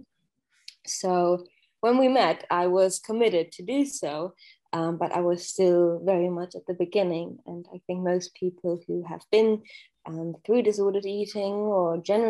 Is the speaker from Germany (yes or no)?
yes; Germany; moved away as an adult; I grew up in Germany with a single parent